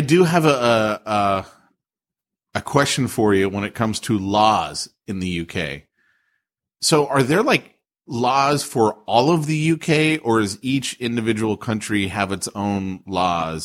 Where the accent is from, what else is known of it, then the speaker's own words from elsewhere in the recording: United States; as an American